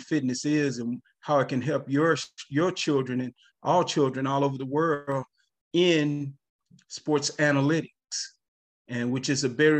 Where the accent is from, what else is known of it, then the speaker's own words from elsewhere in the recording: Eagle Lake, Texas, United States; also born or lived in Oak Cliff, Dallas, Texas; So when I got to the sixth grade, that's when we moved back to my hometown.